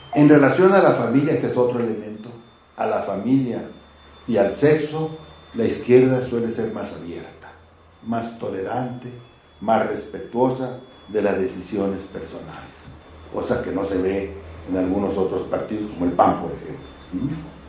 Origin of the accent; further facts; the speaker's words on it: Mexico; nosotros como, como mexicanos